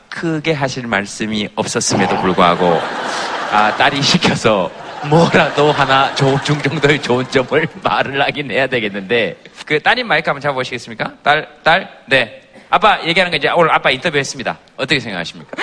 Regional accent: Gyeongsang, South Korea; 경상도 남자가

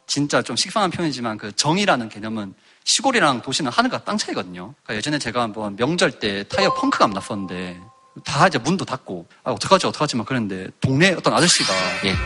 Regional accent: Goseong, South Gyeongsang, South Korea; 경남 고성이라는 데서 태어나고 자랐거든요

